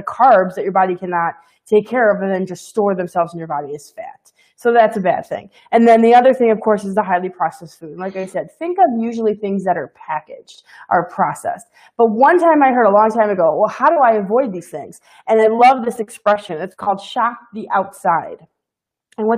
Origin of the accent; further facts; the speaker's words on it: Midwest, United States; I'm from the Midwest.